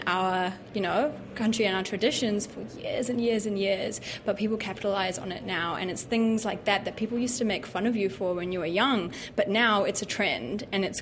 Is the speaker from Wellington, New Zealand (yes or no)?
yes; Wellington, New Zealand; also born or lived in Auckland; we moved to Wellington when I was only a year old. So I've lived in Wellington my whole life.